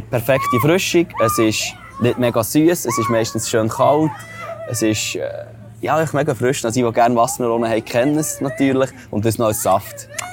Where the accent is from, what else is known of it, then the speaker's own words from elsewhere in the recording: Switzerland; normalerweise in der Schweiz